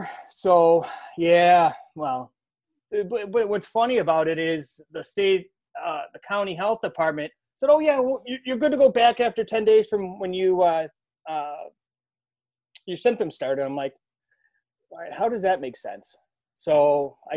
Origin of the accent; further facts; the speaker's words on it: Buffalo, New York, United States; I'm from Buffalo, so this is where, like, hot sauce is, like, king